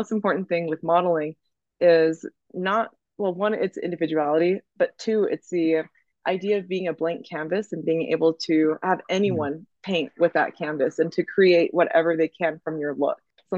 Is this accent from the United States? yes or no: yes; Oklahoma, United States; like, shoot, we're in Oklahoma, we're gonna have fun. Okay, like this is gonna be great. We're in my hometown, we're gonna hang out, everyone's gonna see each other.